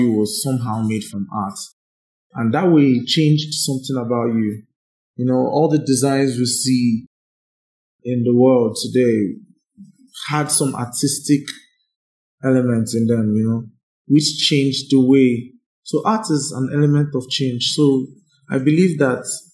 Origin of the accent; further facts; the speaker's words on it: Nigeria; I'm proud to be a Nigerian